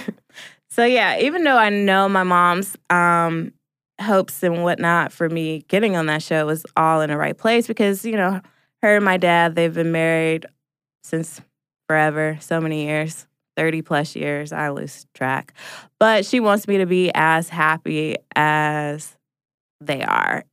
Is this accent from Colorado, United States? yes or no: no; Portland, Oregon, United States; now in Atlanta, United States; I'm originally from Portland, Oregon, and live in Atlanta, Georgia.